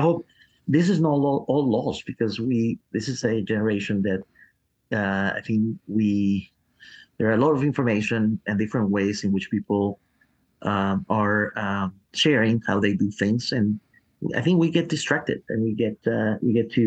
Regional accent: Peru; now in Nashville, United States; I, was born in Peru

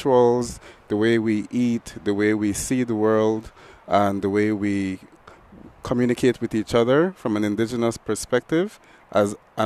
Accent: Belize; From Belize.

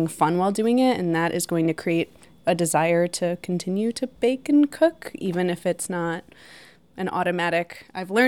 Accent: Chicago, Illinois, United States; moved away; I'm from Chicago

